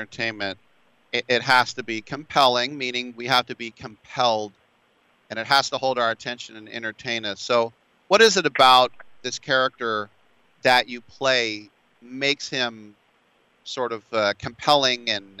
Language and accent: English; San Francisco, California, United States; from San Francisco and I've never heard gaytastic.